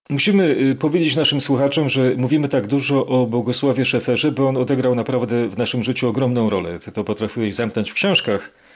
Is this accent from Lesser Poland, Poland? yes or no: yes; Kraków, Lesser Poland, Poland; Ja jako nowochucianin